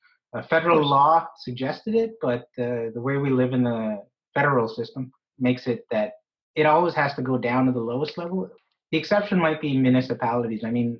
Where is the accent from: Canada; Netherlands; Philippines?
Canada; Ottawa, Ontario; I'm not from Montreal. I'm from Ottawa.